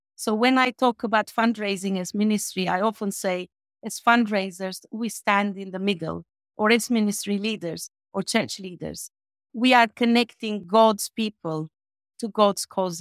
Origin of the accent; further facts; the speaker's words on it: Albania; moved away as an adult; now in United Kingdom; my hometown in Albania is literally forty minutes from the border with Macedonia.